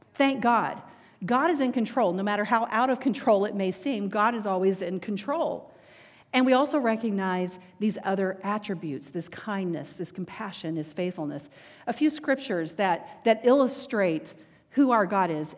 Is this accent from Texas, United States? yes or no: yes; Texas, United States; I grew up in Texas